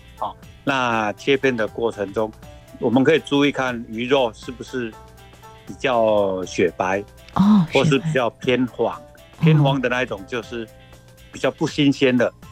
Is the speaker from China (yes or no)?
no; Taiwan; 我们台湾人